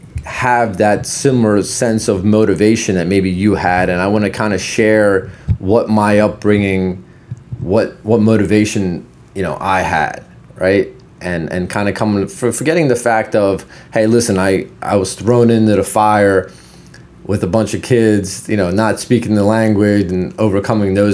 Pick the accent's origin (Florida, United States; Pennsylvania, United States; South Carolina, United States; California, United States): Pennsylvania, United States; Philadelphia; English is a second language; also born or lived in Poland; I grew up in Philadelphia after we moved here